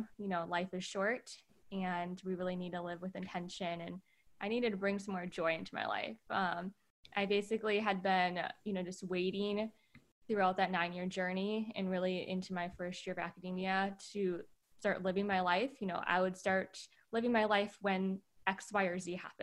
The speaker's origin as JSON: {"language": "English", "region": "Wisconsin", "country": "United States", "tie": "born or raised there", "also_born_or_lived": "California", "moved": "as an adult", "said": "I grew up in the Midwest, Wisconsin specifically"}